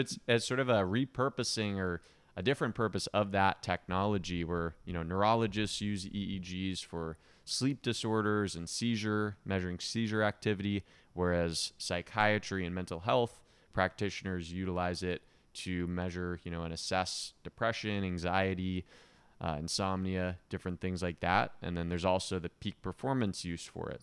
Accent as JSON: {"language": "English", "town": "Eugene", "region": "Oregon", "country": "United States", "tie": "born or raised there", "moved": "yes", "lives_now": "Miami, United States", "said": "I grew up in Oregon and small town in Oregon, Eugene"}